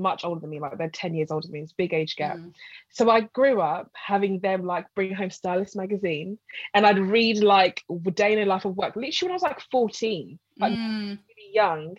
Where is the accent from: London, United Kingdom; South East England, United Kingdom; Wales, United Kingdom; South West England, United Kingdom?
London, United Kingdom; I'm from North London